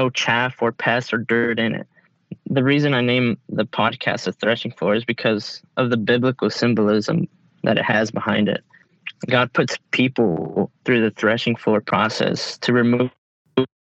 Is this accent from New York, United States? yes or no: no; Texas, United States; I was born and raised in Texas